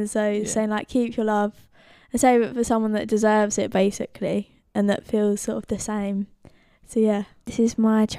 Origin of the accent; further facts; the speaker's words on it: Brentwood, East of England, United Kingdom; I'm from Hutton in Brentwood, so yeah.